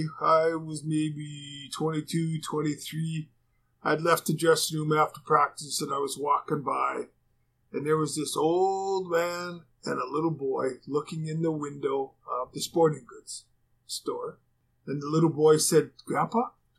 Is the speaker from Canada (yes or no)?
yes; Canada; being a Canadian